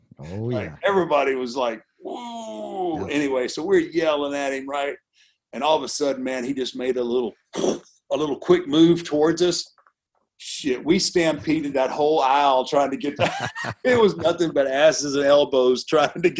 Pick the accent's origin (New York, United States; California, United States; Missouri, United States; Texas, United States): Texas, United States; Houston; I grew up in Houston with Paul Bosch